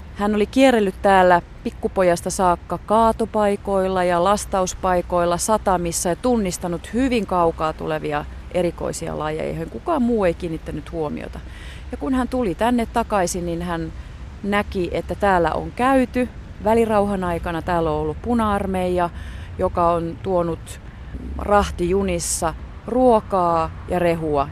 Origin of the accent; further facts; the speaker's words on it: Helsinki, Uusimaa, Finland; mun kotikaupunkini Helsinki